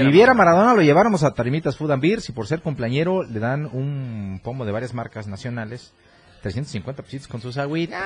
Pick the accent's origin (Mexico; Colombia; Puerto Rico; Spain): Mexico; así somos los mexicanos